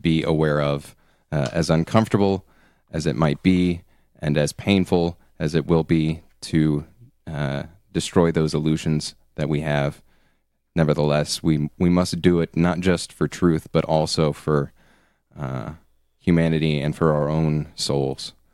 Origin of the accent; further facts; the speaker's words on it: United States; being an American